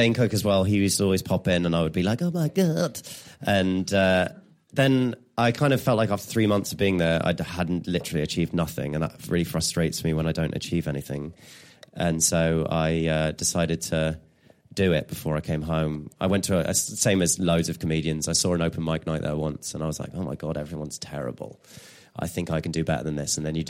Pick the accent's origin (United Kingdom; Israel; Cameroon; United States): United Kingdom; England; I'm English.